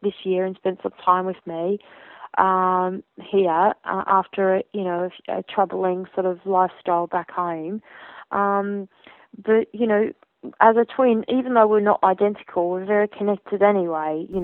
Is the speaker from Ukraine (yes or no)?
no; Australia; now in United Kingdom; as I was growing up in Australia